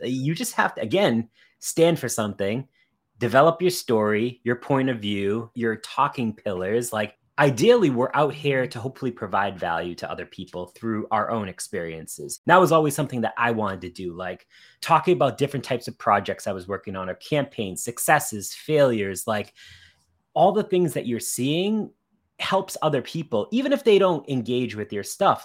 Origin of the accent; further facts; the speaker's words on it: Boston, Massachusetts, United States; We're both from the Boston area.